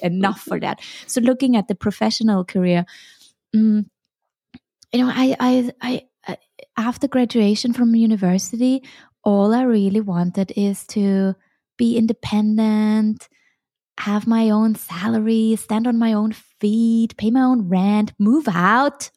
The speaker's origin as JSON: {"language": "English", "region": "Vienna", "country": "Austria", "tie": "born or raised there", "also_born_or_lived": "Hong Kong / Sweden / China", "moved": "as an adult", "said": "I'm originally from Vienna and I studied Chinese at university."}